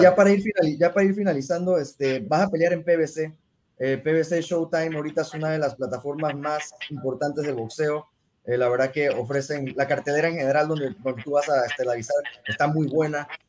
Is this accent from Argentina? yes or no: no; Mexico; yo soy, yo soy mexicano